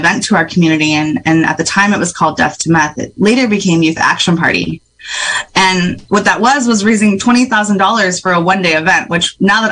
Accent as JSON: {"language": "English", "area": "Sherwood Valley", "region": "California", "country": "United States", "also_born_or_lived": "Pinoleville / Hopland / Ukiah", "said": "I am from Sherwood Valley. But I'm also from Panolaville and Hoplin and Ukiah."}